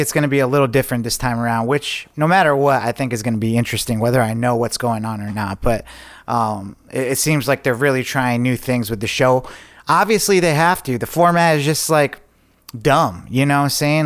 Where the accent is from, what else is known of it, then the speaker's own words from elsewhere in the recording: Lake George, New York, United States; moved away; I just got back from Lake George, New York. Um, I went up there with my girlfriend and um, introduced her to my hometown